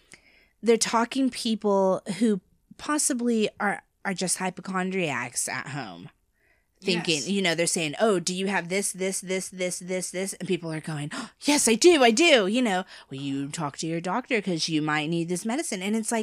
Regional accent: United States; Being American, I think that's weird. And on the billboards, too.

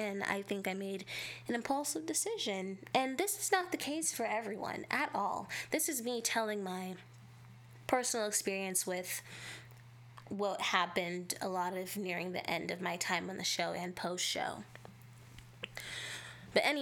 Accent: California, United States; I am from California, so as someone who is literally from the place where most of this happens

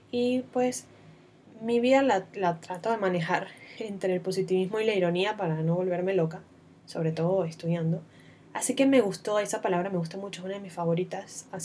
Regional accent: Venezuela; now in Panama; me van a escuchar hablando con un acento bastante extraño, porque soy venezolana, pero además de eso, vivo casi desde hace seis años aquí en Panamá.

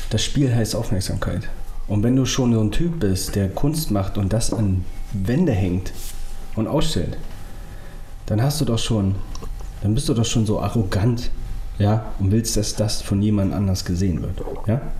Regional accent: Berlin, Germany; ich bin ja in Ostberlin aufgewachsen in Hunschenhausen, ähm, bis ich elf Jahre alt war.

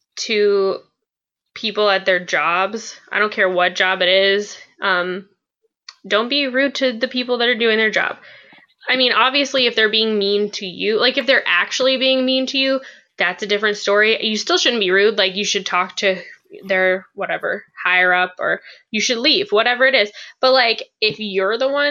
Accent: West Virginia, United States; moved away; we're from West Virginia

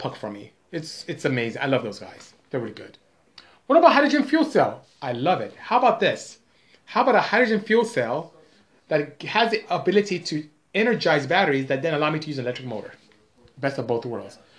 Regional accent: Nigeria; moved away; I am Nigerian. I'm West African, and my tribe is Igbo. So IGBO, that's my tribe. So I'm from the, I would say, coastal West Africa is my region

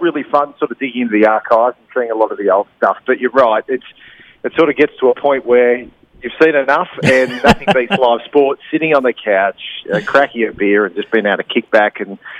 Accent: Central Coast, New South Wales, Australia; I grew up on the Central Coast

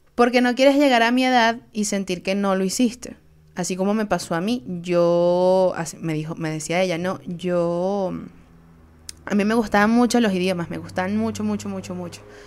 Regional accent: Venezuela; Soy una jeva de Venezuela

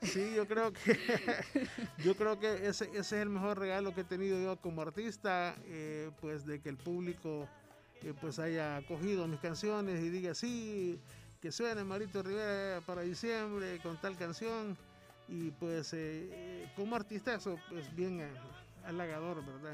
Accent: San Miguel, El Salvador

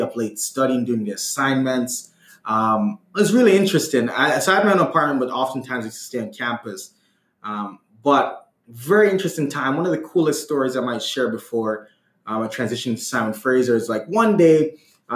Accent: Jamaica; I'm Jamaican.

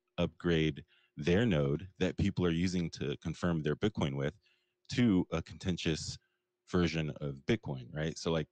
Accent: Pakistan; You can call me … if you want. I'm actually Pakistani.

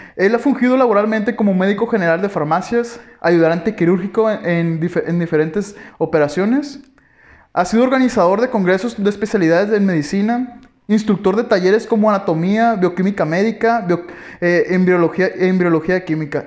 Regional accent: Guasave, Sinaloa, Mexico; moved away as an adult; nosotros somos de Guasave, Sinaloa, venimos de tal prepa

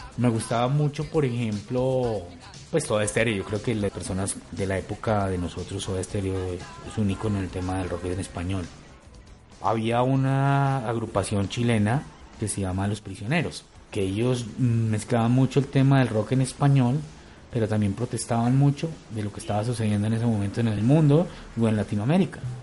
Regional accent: Bogotá, Colombia; Yo soy de Bogotá

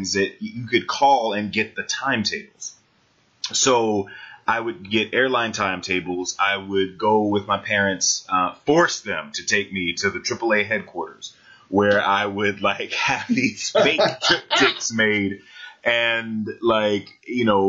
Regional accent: Jacksonville, Florida, United States; I grew up in Jacksonville, Florida

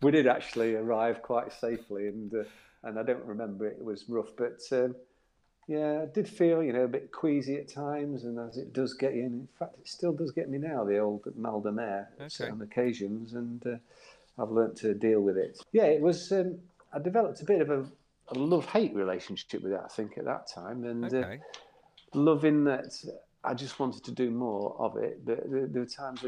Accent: Doncaster, Yorkshire and the Humber, United Kingdom; now in Cowes, United Kingdom; As you can tell from my accent, I'm not from down the south. I'm from Doncaster in South Yorkshire

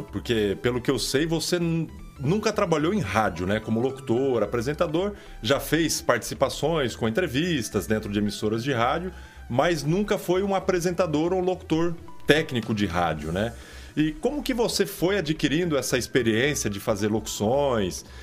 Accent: São Paulo, Brazil; also born or lived in Fernandópolis; Eu sou paulistano mesmo.

